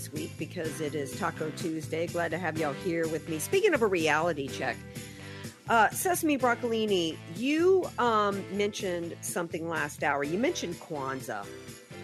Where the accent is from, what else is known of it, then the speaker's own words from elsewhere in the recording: the South, United States; I'm a Southerner